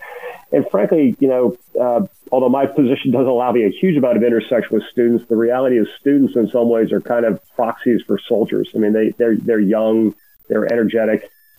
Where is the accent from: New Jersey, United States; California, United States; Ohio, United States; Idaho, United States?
Ohio, United States; moved away as an adult; also born or lived in New York / Stuttgart, Germany; now in Columbia, United States; I'm actually from Ohio originally, and so is my wife, although we met when I was stationed in New York. She was in New York City and I was upstate New York. We met in New York at the time. But we both grew up in Ohio.